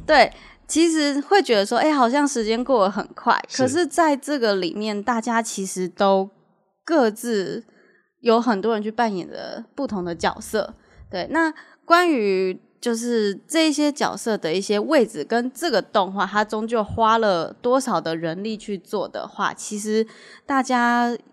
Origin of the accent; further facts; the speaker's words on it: Taiwan; 我们台湾人